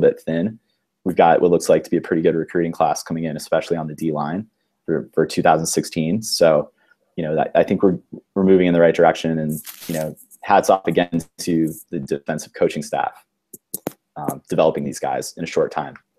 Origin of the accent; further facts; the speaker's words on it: Ohio, United States; I grew up in Ohio